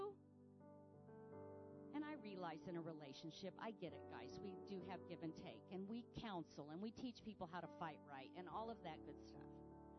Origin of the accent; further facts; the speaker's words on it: United States; I'm an American.